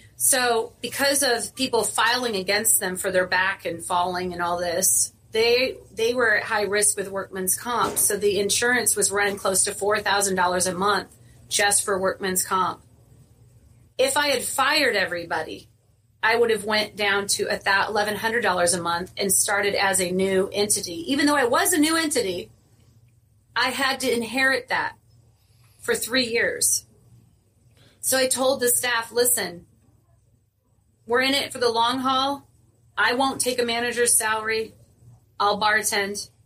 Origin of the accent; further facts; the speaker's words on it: Indiana, United States; moved away as an adult; I'm originally from Indiana. I moved out here at a young age, single mom